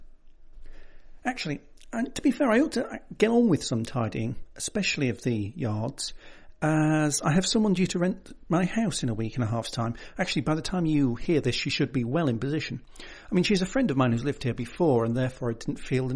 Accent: United Kingdom; I'm British

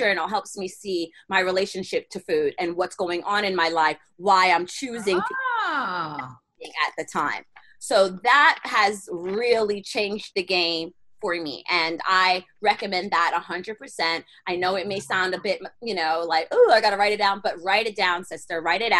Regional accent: New York, United States; Because, okay, so I'm living in Florida, right? And I'm coming from New York, so where I used to have a whole bunch of friends, and I totally have no friends in Florida.

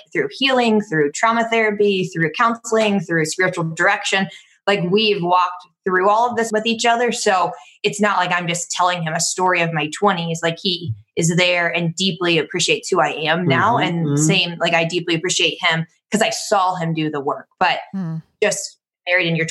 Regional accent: Cincinnati, Ohio, United States; moved away as an adult; now in Florida, United States; I'm from Cincinnati

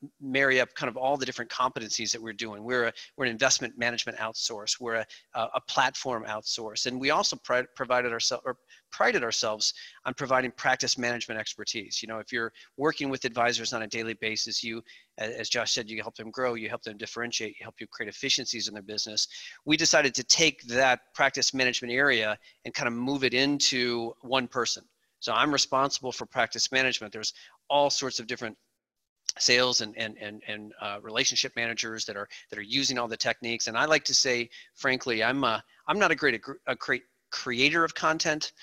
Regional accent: outside of Chicago, Illinois, United States; I grew up outside of Chicago

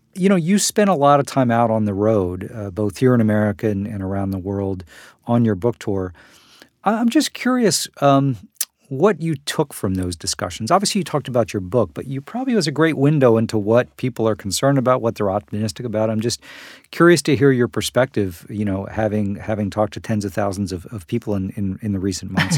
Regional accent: United States

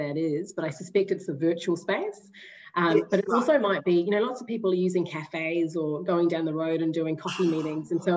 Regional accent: New Zealand; I'm a Kiwi. I don't know if you've picked up the accent already

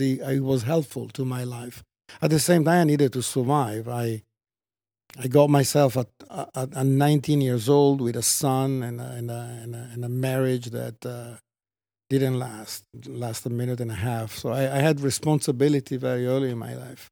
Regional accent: Treviso, Veneto, Italy; moved away; I was born in Italy

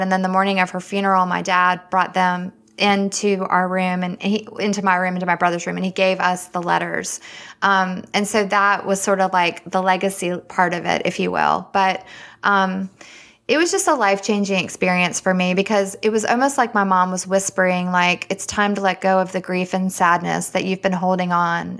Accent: Richmond, Virginia, United States; moved away as an adult; also born or lived in Alabama; now in Winston-Salem, United States; I'm actually from Richmond, Virginia, and that's where I was born and raised, and I went to the University of Alabama

